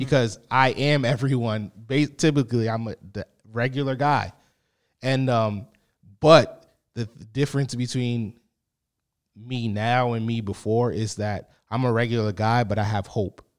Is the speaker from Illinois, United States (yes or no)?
no; Boston, Massachusetts, United States; I grew up in Boston, Massachusetts